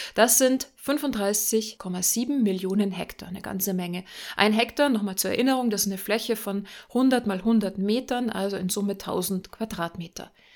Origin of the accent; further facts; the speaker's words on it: Germany; Bei uns in Deutschland